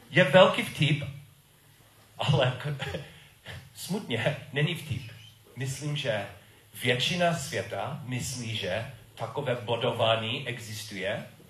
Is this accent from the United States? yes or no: yes; United States; Czech is a second language; moved away; jsem Američan a byl jsem v Americe a moje rodiči taky